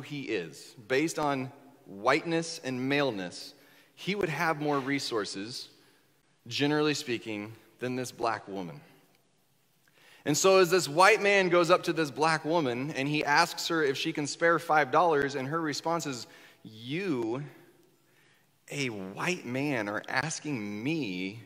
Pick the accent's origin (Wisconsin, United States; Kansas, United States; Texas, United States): Kansas, United States; Northwest; moved away as an adult; also born or lived in Southern Indiana; now in Indiana, United States; I grew up in Northwest Kansas